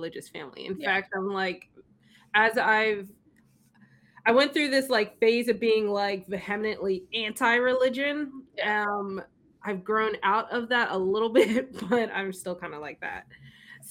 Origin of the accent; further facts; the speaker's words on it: Philadelphia, Pennsylvania, United States; I grew up in Philly